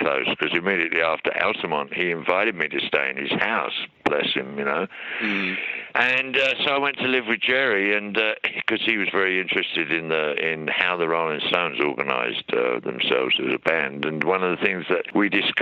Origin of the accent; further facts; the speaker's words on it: Hatfield, East of England, United Kingdom; moved away as an adult; now in Australia; I was born in Hatfield House, where Queen Elizabeth I found that she was going to be the Queen of England